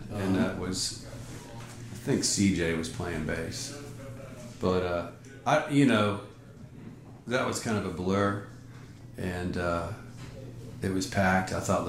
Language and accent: English; Marietta, Georgia, United States; I'm a Southerner, yeah. Still, yeah. No matter how you slice it, I love the Northeast is awesome and it's beautiful up there, and I've got a home up there. But you know, these are my roots here.